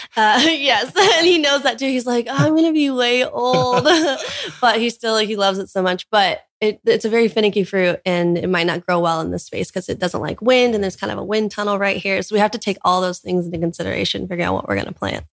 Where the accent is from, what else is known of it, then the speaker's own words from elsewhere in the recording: Orange County, California, United States; moved away as an adult; now in Hawaii, United States; we were both born and raised in Orange County, California.